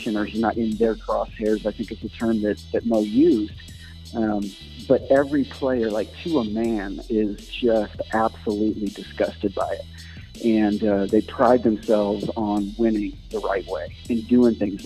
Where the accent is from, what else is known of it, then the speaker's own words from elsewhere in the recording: St. Louis, Missouri, United States; I grew up in St. Louis, you know, Cardinal fan my whole life